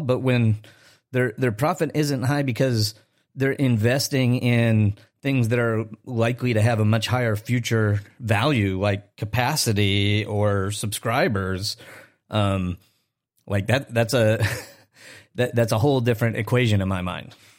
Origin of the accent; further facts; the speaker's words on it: Chicago, Illinois, United States; my hometown in Chicago